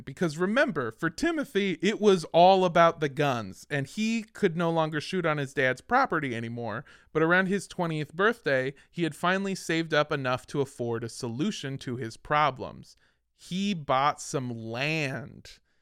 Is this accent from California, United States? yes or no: yes; Los Angeles, California, United States; I grew up in Los Angeles